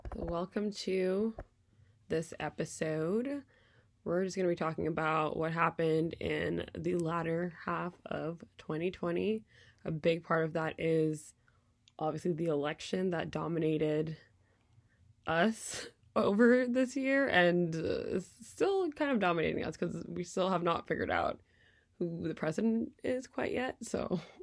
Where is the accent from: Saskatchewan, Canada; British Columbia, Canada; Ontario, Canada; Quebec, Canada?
Quebec, Canada; moved away as an adult; now in United States; Canadian politics, where I grew up